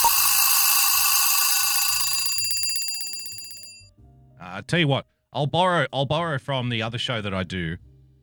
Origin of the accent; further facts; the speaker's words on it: New South Wales, Australia; in my home state, the great state of New South Wales, here in Down Under